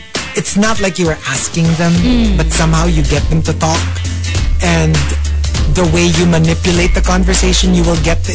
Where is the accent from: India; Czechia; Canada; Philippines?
Philippines; I was from the Philippines, that I wasn't from there.